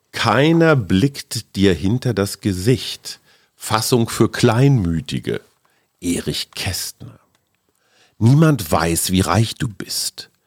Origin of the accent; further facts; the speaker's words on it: Münster, North Rhine-Westphalia, Germany; in meiner Heimatstadt